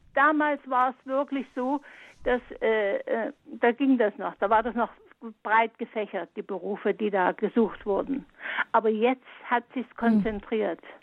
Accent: Saxony, Germany; also born or lived in Munich; ich bin ja also auch aus Sachsen, ich bin nicht hier weggegangen

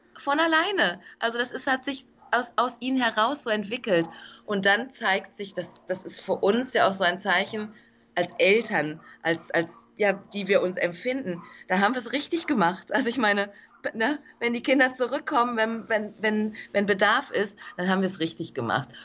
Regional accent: Germany; moved away as an adult; now in Dominican Republic; ich bin Deutsche, ich bin aus Deutschland entsandt worden von der NPH Kinderhilfe

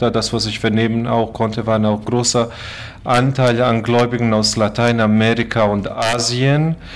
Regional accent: Croatia; now in Germany; Ich komme ursprünglich aus Kroatien. So habe ich äh, zwei Länder vertreten, Deutschland und Kroatien.

